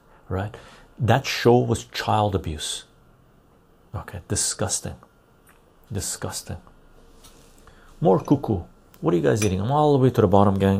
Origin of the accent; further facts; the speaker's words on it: Canada; I'm Canadian